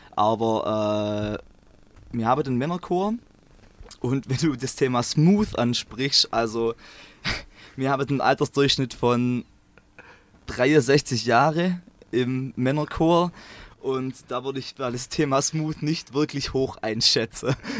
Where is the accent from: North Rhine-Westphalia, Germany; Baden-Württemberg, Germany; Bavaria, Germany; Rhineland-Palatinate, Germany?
Baden-Württemberg, Germany; Swabia, between Stuttgart and Lake Constance; accent: Swabian; ich komme ähm, aus dem Schwabeland, ähm, zwischen Stuttgart und Bodensee